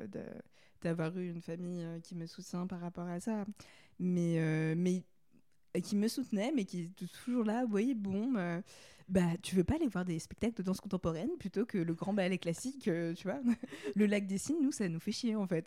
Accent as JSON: {"language": "French", "town": "Paris", "region": "Île-de-France", "country": "France", "tie": "born or raised there", "said": "j'ai grandi j'habite à Paris"}